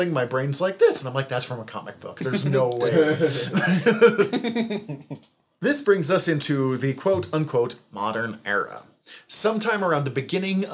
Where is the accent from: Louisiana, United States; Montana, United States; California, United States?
Montana, United States; I'm from Montana.